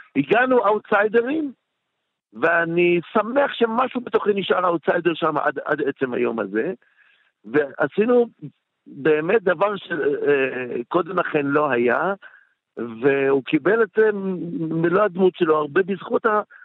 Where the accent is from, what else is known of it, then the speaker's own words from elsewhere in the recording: Bat Yam, Tel Aviv District, Israel; also born or lived in Jerusalem; ושם אני גדלתי עשר שנים, ו- ובת ים היא חלק מהזהות שלי לגמרי